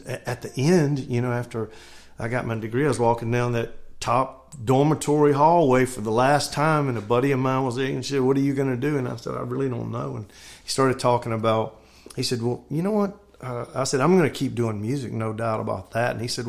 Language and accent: English; North Carolina, United States; moved away; also born or lived in Oklahoma City; I'm from North Carolina and went to Oklahoma City to a Christian school.